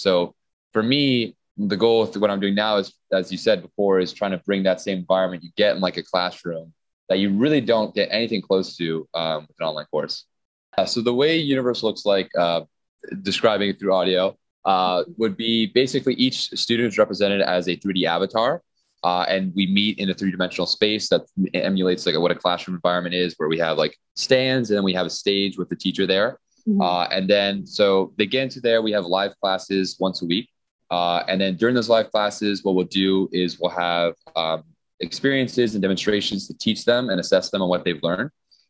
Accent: Miami Beach, Florida, United States; I'm from Miami Beach, so, you know, I'm from a nice area.

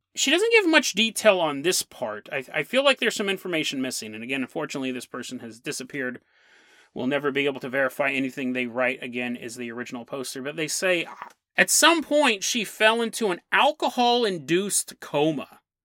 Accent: San Lorenzo, California, United States; when I grew up in San Lorenzo, one of the places I grew up

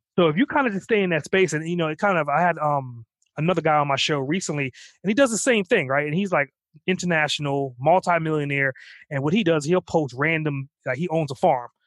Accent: Trinidad & Tobago; I'm actually from the island, so I'm from Trinidad

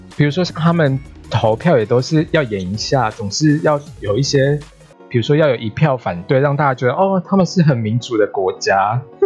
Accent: Taiwan; 身为台湾人，中华民国人

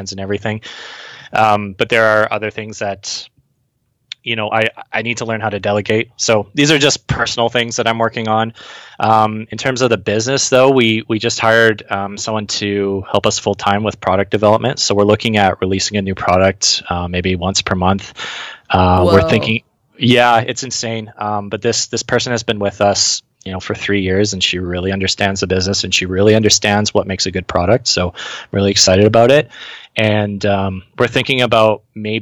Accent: British Columbia, Canada; born or raised there; moved away as an adult

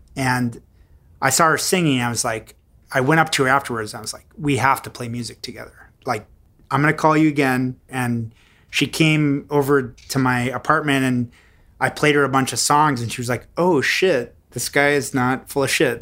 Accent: Houston, Texas, United States; moved away as an adult; also born or lived in Montreal; I grew up in Houston

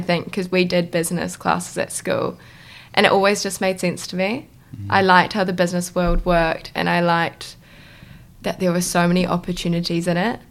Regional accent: Auckland, New Zealand; moved away; I'm originally from Auckland

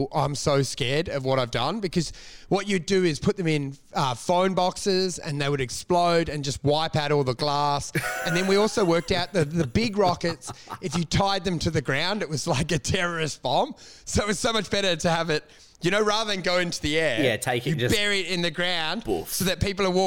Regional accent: South Africa; now in Australia; growing up in South Africa

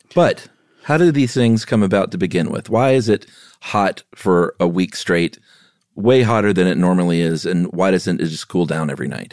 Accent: the South, United States; also born or lived in Los Angeles; I grew up in the South

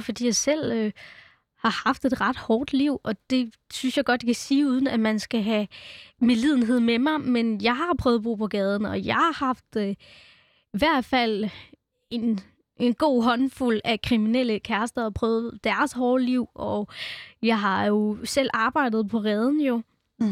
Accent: Denmark; born or raised there; also born or lived in India

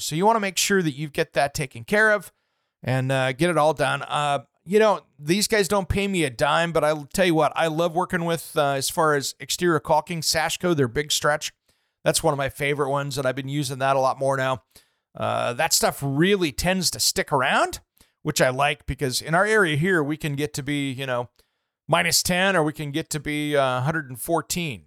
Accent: Eastern Washington, United States; moved away; growing up in Eastern Washington where I did

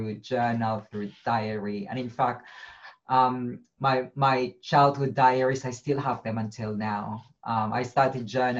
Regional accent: Philippines; moved away; I grew up in the slum in the Philippines.

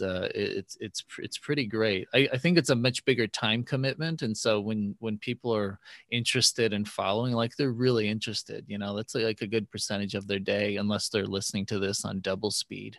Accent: Bay Area, California, United States; I grew up in the Bay Area

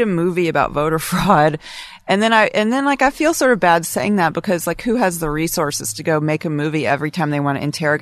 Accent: Alabama, United States; moved away; I'm from Alabama

